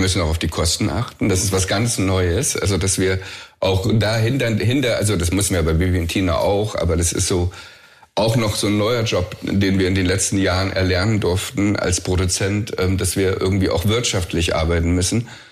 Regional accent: the East, East Germany, Germany; ich bin im Osten groß geworden

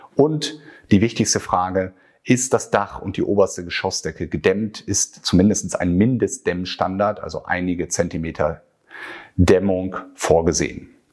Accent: Northern Germany, Germany; bei uns in Norddeutschland

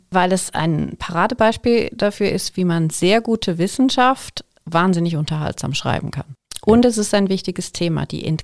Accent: Altnau, Thurgau, Switzerland; Ich komme vom See. Ich bin aufgewachsen im Thurgauer Dorf Altnau am Bodensee.

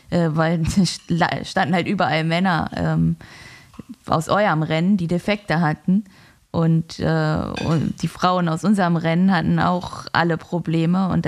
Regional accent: Northern Germany, Germany; Als Norddeutsche ist das ja auch kein Wetter, muss man ja auch mal ehrlich sagen.

